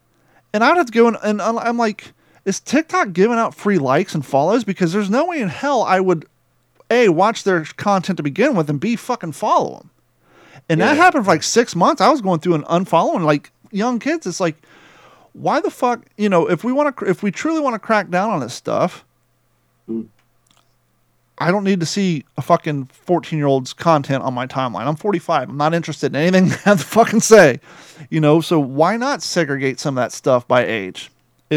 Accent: United States; also born or lived in Kentucky / Ohio; I grew up in Kentucky and Ohio

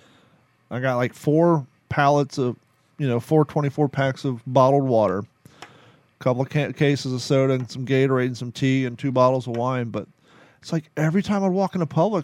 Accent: United States; also born or lived in Kentucky / Ohio; now in Florida, United States; growing up in Kentucky and Ohio

